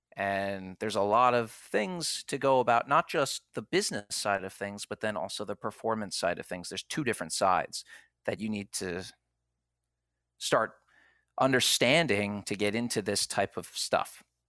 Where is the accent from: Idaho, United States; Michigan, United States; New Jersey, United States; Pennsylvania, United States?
Pennsylvania, United States; Philadelphia; moved away; I'm from Philadelphia